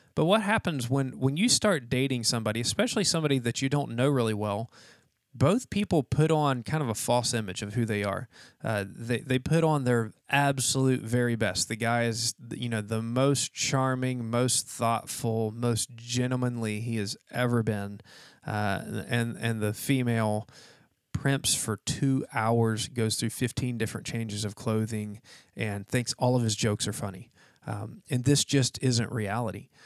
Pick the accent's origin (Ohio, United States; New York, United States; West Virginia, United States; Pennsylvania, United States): West Virginia, United States; now in Florida, United States; I'm from West Virginia